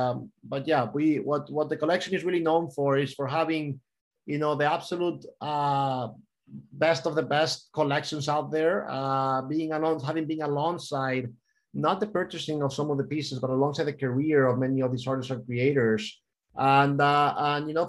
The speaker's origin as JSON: {"language": "English", "town": "Miami", "region": "Florida", "country": "United States", "tie": "born or raised there", "also_born_or_lived": "Spain", "moved": "yes", "said": "born and mostly raised in Miami, but I do have a Spanish background and a lot of culture. I also lived there for many years, so Spain and the U.S."}